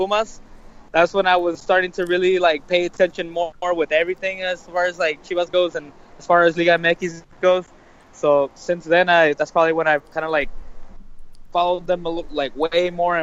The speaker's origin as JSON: {"language": "English", "town": "Las Vegas", "region": "Nevada", "country": "United States", "said": "I'm from Vegas"}